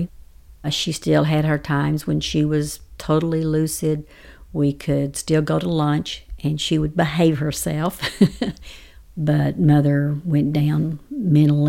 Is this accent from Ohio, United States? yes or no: no; Comanche, Texas, United States; I grew up in Comanche, Texas